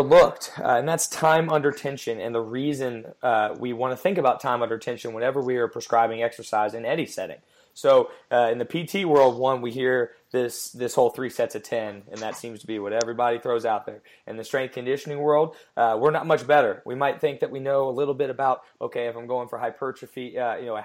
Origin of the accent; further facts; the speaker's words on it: Cincinnati, Ohio, United States; moved away as an adult; now in Columbia, United States; I'm originally from Cincinnati, Ohio